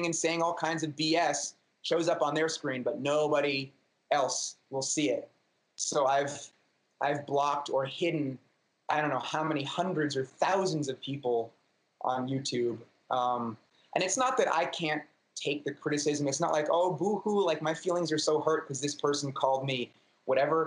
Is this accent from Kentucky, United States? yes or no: no; New York City, New York, United States; native New Yorker. I was born in Manhattan, still live in Manhattan.